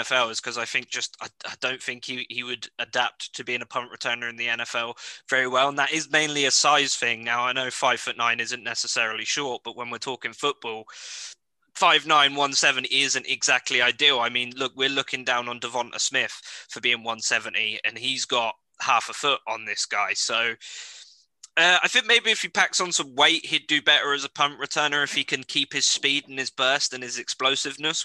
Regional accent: United Kingdom; as a British person

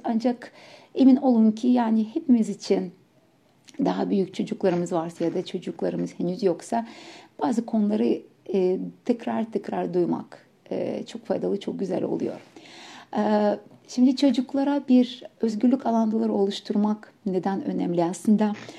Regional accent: Ukraine; Turkish is a second language; now in Turkey; ben Ukraynalıyım aksanla konuşacağım

